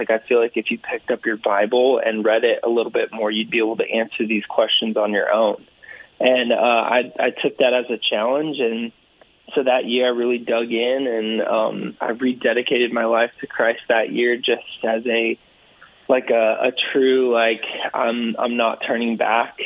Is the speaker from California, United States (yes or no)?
yes; California, United States; grew up in California, so I grew up playing water polo